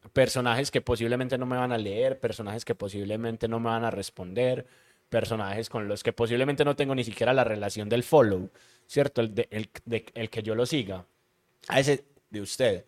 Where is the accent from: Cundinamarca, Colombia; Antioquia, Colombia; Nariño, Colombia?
Antioquia, Colombia; Medellín; born or raised there